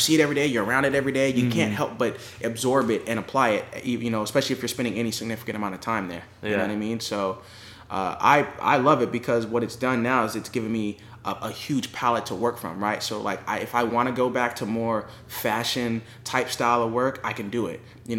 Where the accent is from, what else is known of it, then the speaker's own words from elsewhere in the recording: California, United States; also born or lived in Los Angeles / San Diego / Riverside; So I mean, I was born and raised in California.